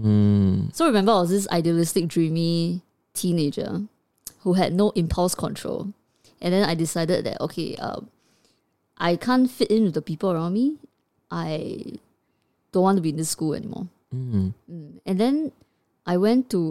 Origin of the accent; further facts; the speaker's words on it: Singapore; as a child brought up in the education system of Singapore